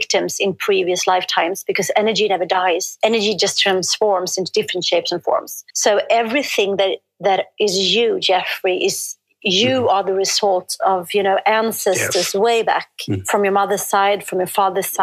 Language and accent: English; Sweden; I'm from Sweden.